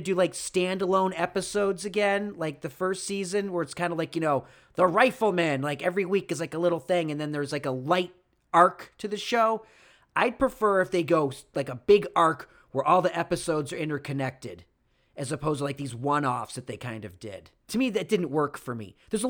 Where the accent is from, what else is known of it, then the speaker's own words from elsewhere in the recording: Rochester, New York, United States; Rochester, New York, has never been there. Because it was the middle of nowhere, and it's a city. It's my hometown.